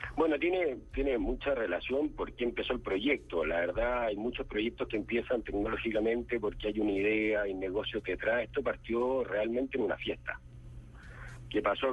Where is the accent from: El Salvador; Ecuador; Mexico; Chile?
Chile; yo soy de Chile